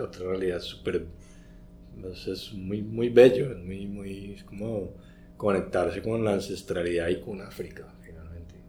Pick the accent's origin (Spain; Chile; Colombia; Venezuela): Colombia; nosotros como colombianos